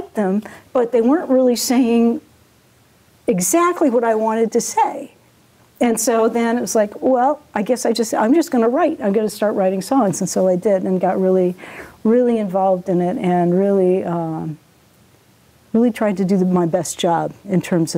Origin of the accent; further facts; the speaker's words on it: Massachusetts, United States; also born or lived in Montana; I grew up really pretty much in Massachusetts.